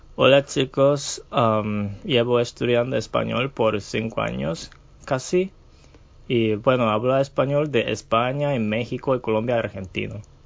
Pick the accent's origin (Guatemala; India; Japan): Japan; Kumamoto; first language Japanese; English is a second language; all my family are from Kumamoto